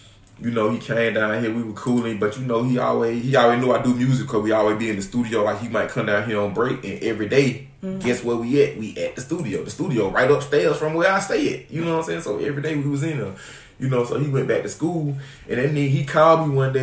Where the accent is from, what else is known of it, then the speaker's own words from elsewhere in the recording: Augusta, Georgia, United States; now in Atlanta, United States; I'm not even originally from Atlanta. I'm from Augusta, Georgia. We moved up here in 1995